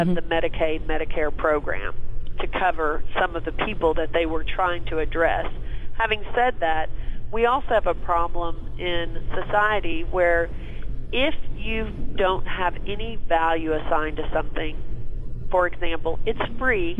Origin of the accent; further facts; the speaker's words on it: Texas, United States; I'm from Texas